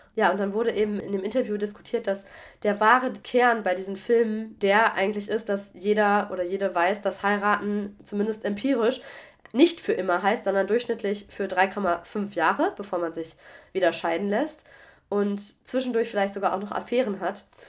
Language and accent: German; Germany; also born or lived in Mannheim; now in France; auch wenn es jetzt mein Heimatland ist